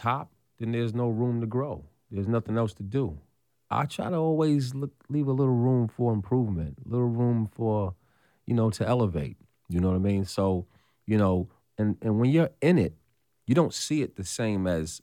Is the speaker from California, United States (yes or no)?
no; New York City, New York, United States; when I come back to Brooklyn